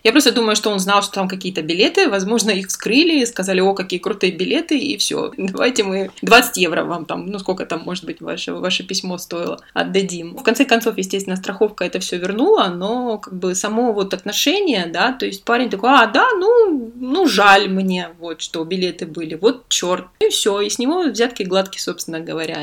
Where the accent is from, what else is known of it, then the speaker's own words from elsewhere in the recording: southern Russia, Russia; now in Italy; у нас на юге